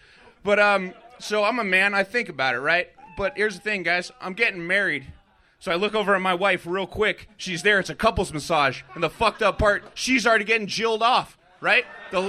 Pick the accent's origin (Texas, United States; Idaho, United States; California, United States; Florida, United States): California, United States; Oxnard; I'm also from the Nerd. Ox Nerd. Yeah, it's Nard, but we got the Nerd.